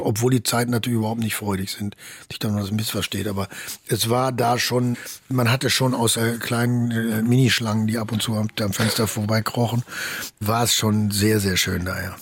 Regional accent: Bochum, North Rhine-Westphalia, Germany; ich komme aus dem Ruhrgebiet

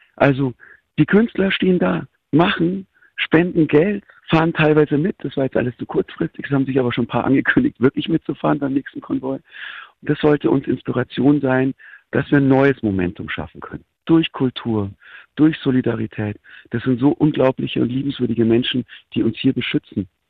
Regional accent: Germany; ich als Deutscher

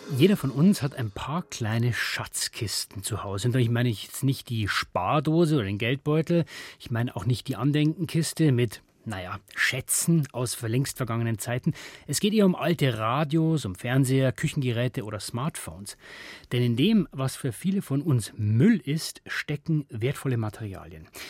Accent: Bavaria, Germany; bei uns in Bayern

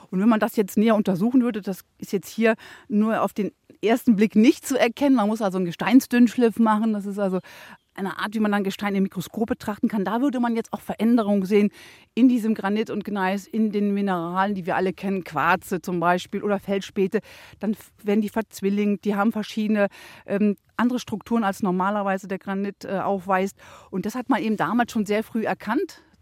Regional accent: Rhineland, Germany; das macht mich jetzt so ein bisschen stolz als Rheinländer

